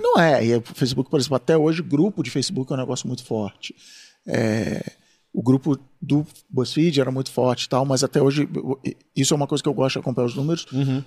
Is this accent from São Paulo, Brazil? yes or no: no; Rio de Janeiro, Brazil; Eu, como sou do Rio